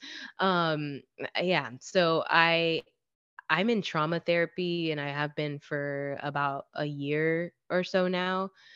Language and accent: English; Florida, United States; I'm from Florida